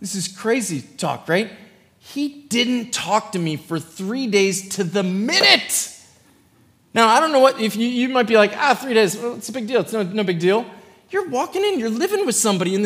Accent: Philadelphia, Pennsylvania, United States; also born or lived in Indianapolis, Indiana; now in Kona, United States; I'm from Philly

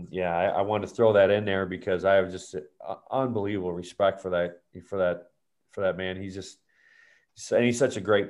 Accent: Wisconsin, United States; growing up in Wisconsin

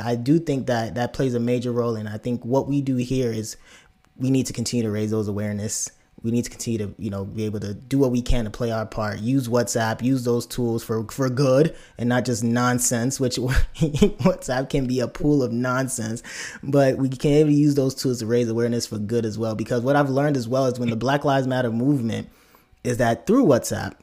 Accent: United States; accent: American; also born or lived in Nigeria; my natural accent is my American accent

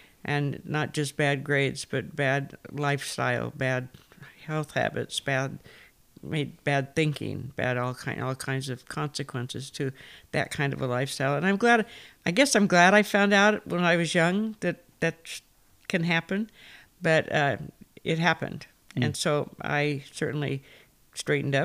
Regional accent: Fresno, California, United States; moved away as an adult; now in Albania; I'm from Fresno. I was born here and grew up in First Press

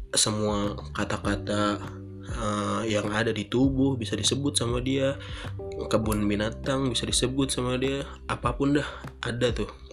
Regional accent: Bekasi, West Java, Indonesia; di Bekasi yaitu kota gue

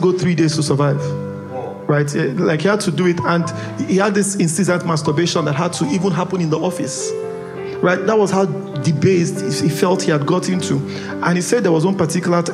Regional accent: Port Harcourt, Rivers State, Nigeria; I grew up in Port Harcourt. The part of town I grew up, there was enough vices to go around.

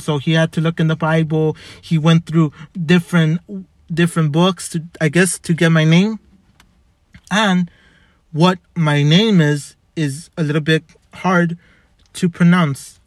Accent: Los Angeles, California, United States; also born or lived in Montebello, California; I was born in White Memorial

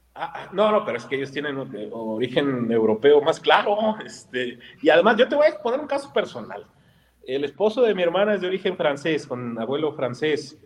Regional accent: Mexico; buscamos en cada uno de nosotros como mexicanos, algún pariente europeo vamos a tener

